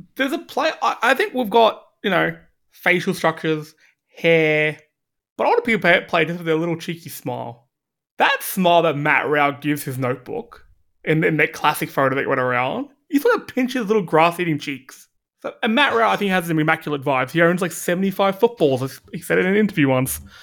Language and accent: English; Australia; we're Australian